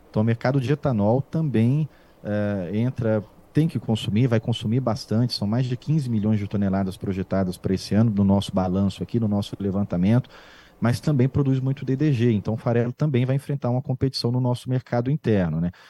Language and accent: Portuguese; Barbacena, Minas Gerais, Brazil; quando eu era menino em Barbacena, há muitos anos eu vi que vocês tinham essa calculadora.